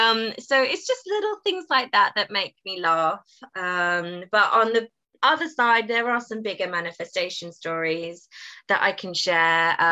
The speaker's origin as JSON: {"language": "English", "country": "United Kingdom", "said": "Being British, I was slightly mortified with the dancing"}